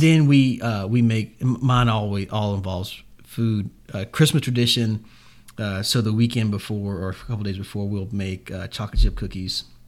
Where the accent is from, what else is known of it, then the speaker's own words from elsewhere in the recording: Jacksonville, Florida, United States; this is my hometown.